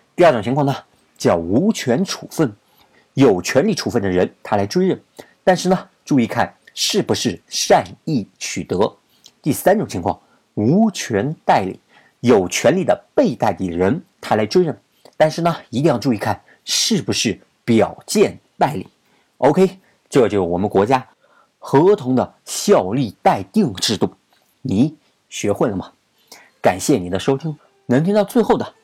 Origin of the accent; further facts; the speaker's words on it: China; 咱们都是中国人